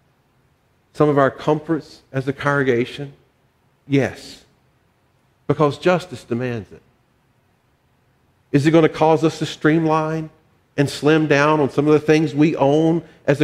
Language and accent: English; the South, United States; part of my journey is growing up in the South